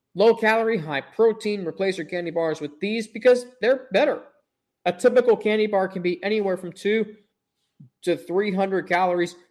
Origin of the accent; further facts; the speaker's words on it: Cincinnati, Ohio, United States; I'm from Cincinnati